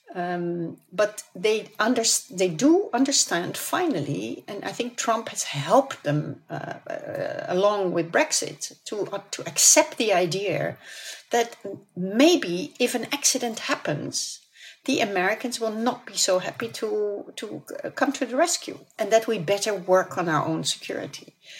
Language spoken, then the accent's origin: English; Netherlands; when I grew up in the Netherlands